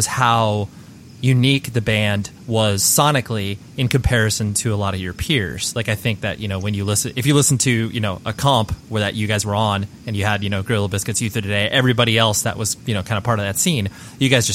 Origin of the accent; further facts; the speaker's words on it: Southern California, United States; born and raised in Southern California